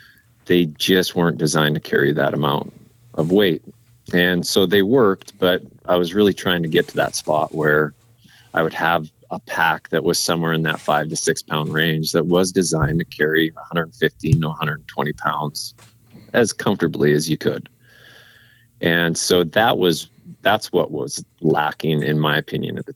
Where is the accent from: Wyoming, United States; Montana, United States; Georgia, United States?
Montana, United States; also born or lived in Alaska; I was born and raised here in Montana